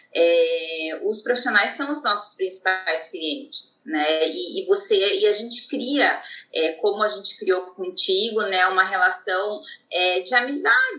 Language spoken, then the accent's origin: Portuguese; Joinville, Santa Catarina, Brazil; also born or lived in Manaus; now in São Paulo, Brazil; sou de Joinville, de Santa Catarina